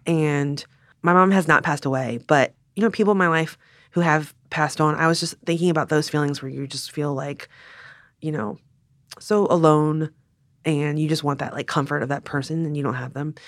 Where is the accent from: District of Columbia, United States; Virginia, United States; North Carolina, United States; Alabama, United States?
Virginia, United States; Richmond; growing up in Richmond, Virginia